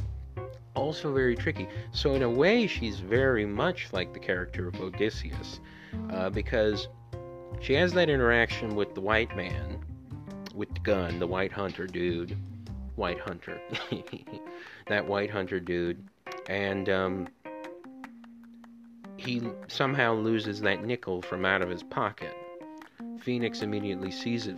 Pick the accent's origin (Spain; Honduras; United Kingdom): Honduras; my home country of Honduras